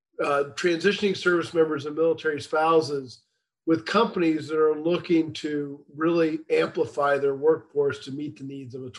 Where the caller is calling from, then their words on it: McLean, Virginia, United States; So just outside of Washington, D.C. in McLean, Virginia.